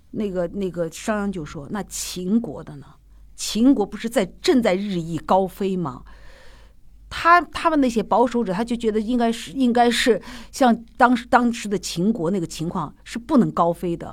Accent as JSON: {"language": "Chinese", "town": "Xi'an", "region": "Shaanxi", "country": "China", "accent": "Northwestern accent; Shaanxi", "said": "后来我们西安人都会这样子"}